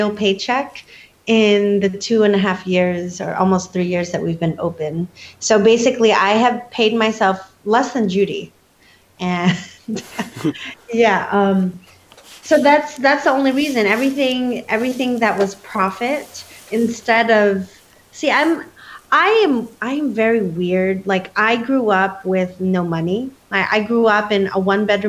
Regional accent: California, United States; also born or lived in Ohio, United States / Philippines; I moved to California when I was 4

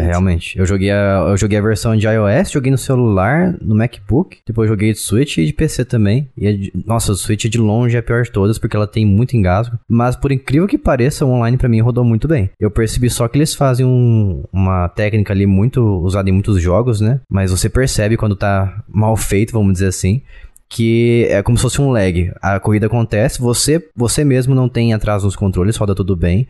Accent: São Paulo, Brazil; eu sou do estado de São Paulo

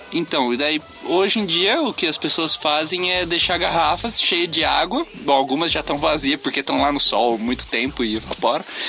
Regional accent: Brazil; Eu sou brasileiro

